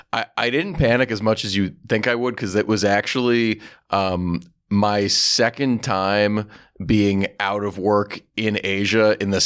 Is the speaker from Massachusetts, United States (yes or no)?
yes; Massachusetts, United States